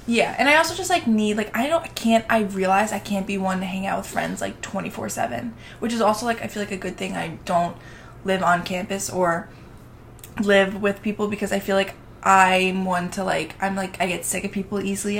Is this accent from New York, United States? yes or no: yes; Long Island, New York, United States; from Long Island, New York